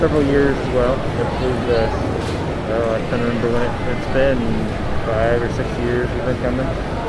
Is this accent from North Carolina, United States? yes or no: no; Kansas City, Missouri, United States; I'm from Kansas City here.